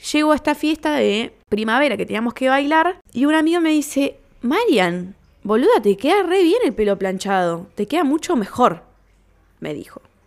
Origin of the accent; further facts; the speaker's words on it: Lomas de Zamora, Buenos Aires Province, Argentina; nos juntábamos cuando éramos chicos en Lomas, en la esquina de Starbucks